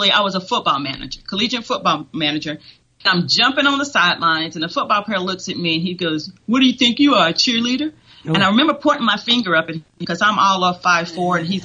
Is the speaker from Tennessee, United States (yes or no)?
yes; Tennessee, United States; moved away as an adult; also born or lived in Atlanta, Georgia / Utah; now in Texas, United States; I went to school at Tennessee Chattanooga